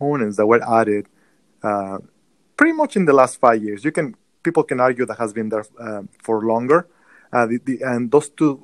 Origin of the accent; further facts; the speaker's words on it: Mexico; moved away as an adult; now in United States; born and raised in Mexico, as you can tell by my accent